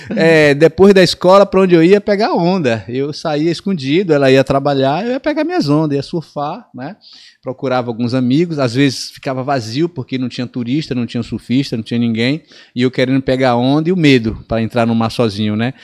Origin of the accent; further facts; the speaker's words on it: Ilhéus, Bahia, Brazil; now in São Paulo, Brazil; eu nasci em Piauí, no sertão da Bahia. A minha mãe é, foi em busca de uma vida melhor é, comigo e com meu irmão, e a gente foi parar em Olivença ali